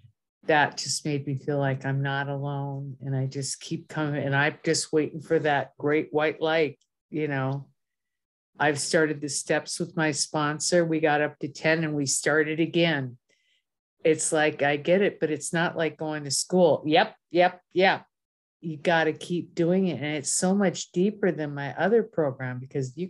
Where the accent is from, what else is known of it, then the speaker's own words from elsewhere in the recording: Minnesota, United States; moved away; I'm originally from Minnesota.